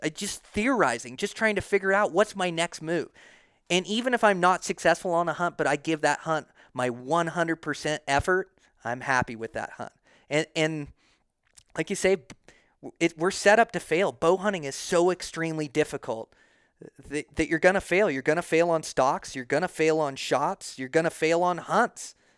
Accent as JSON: {"language": "English", "region": "Montana", "country": "United States", "tie": "born or raised there", "moved": "yes", "lives_now": "Idaho, United States", "said": "Montana's my home state."}